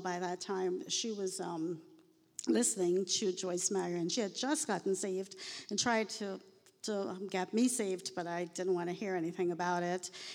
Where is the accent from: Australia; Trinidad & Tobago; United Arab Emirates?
Trinidad & Tobago; moved away; I was born in the Caribbean. I'm a fourth generation Indian